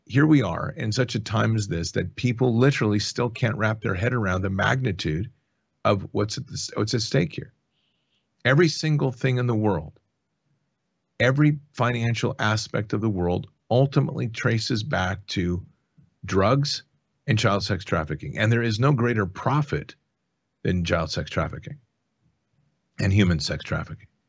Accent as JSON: {"language": "English", "country": "United States", "said": "as an American who has served"}